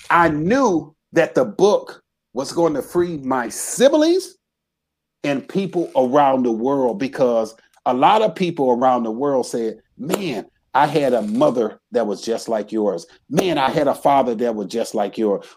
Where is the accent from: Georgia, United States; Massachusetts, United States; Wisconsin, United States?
Wisconsin, United States; Racine; moved away as an adult; I grew up in Racine, Wisconsin